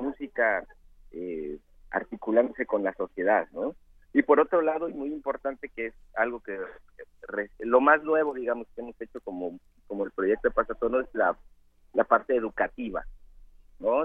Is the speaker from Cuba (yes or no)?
no; Mixteca, Mexico; yo soy de la Mixteca